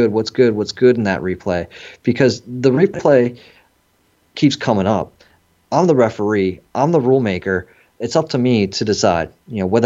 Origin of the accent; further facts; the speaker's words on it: San Francisco, California, United States; I was born in San Francisco, you know, straight out of the 70s, had the hippie mom